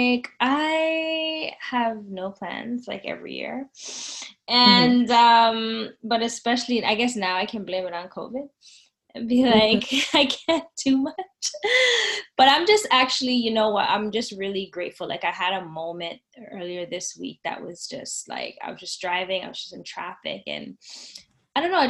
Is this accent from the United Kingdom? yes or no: no; Canada